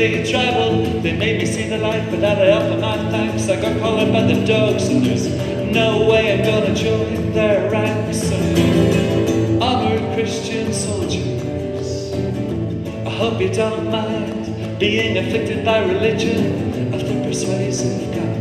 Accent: Belfast, Northern Ireland, United Kingdom; moved away; also born or lived in Dublin; Growing up in Belfast, I wrote a lot of poetry

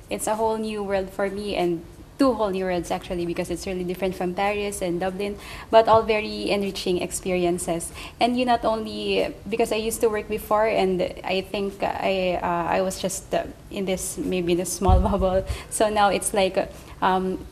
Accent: Philippines; moved away as an adult; from Philippines

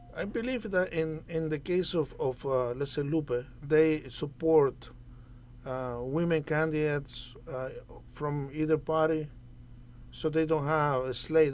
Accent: Nicaragua; moved away as an adult; also born or lived in New Brunswick, New Jersey; now in United States; I am originally from Nicaragua. I uh, came to the U.S. on a foreign student visa

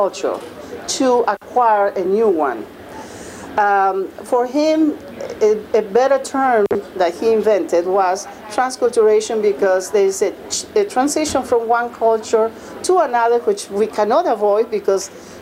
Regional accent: Peru; moved away; I'm from Peru, but I live here for so many years.

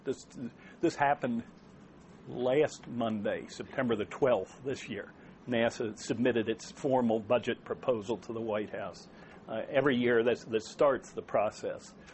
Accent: Maryland, United States; it's my home state.

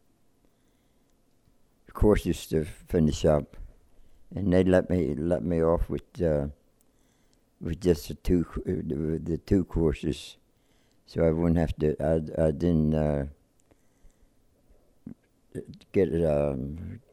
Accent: Eastern Maryland, United States; I was born in Eastern Maryland in, 1923.

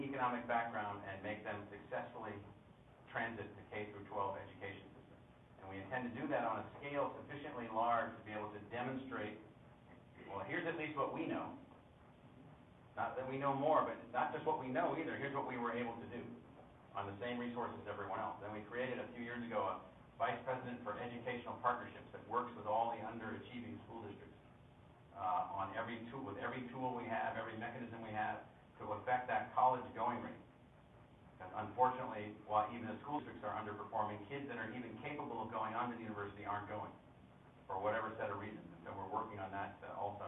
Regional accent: California, United States; I was born in California

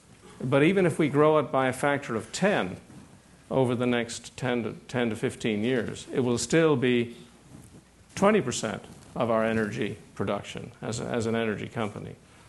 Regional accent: Ireland; Like, I come from Ireland, but it's a small little place.

